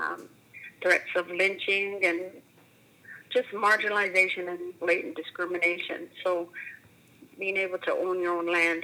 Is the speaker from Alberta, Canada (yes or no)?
yes; Edmonton, Alberta, Canada; also born or lived in Wildwood, Alberta; we moved to Edmonton from Wildwood when I was about 6 months old or so. So I didn't spend lots of time growing up there